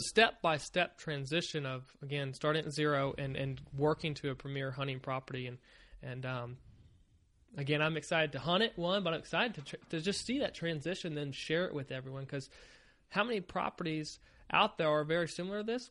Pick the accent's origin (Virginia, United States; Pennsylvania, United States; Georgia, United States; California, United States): Virginia, United States; moved away as an adult; also born or lived in Maryland; I grew up in Virginia. I lived there for about twenty years